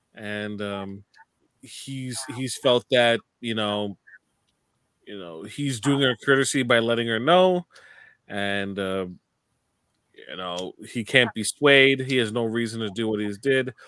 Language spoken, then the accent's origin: English; Canada; from a Canadian stand, standpoint